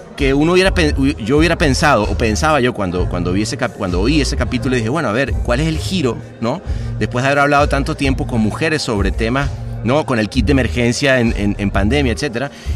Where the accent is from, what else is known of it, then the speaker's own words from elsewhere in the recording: Venezuela; yo siendo venezolano crecí en una Venezuela